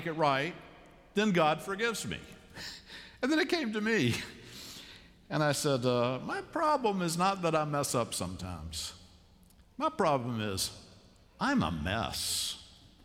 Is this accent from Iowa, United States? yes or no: no; Savannah, Georgia, United States; now in Charlotte, United States; growing up in Savannah, Georgia